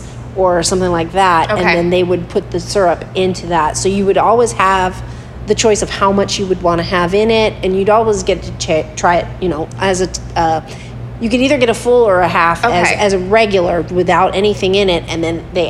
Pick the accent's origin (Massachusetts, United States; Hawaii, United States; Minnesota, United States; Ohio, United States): Hawaii, United States; I'm from Hawaii.